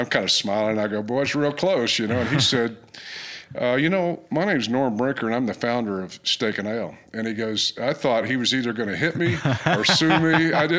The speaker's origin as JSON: {"language": "English", "town": "Ardmore", "region": "Oklahoma", "country": "United States", "tie": "born or raised there", "said": "I grew up in, I was born in Ardmore, Oklahoma, and I grew up down there"}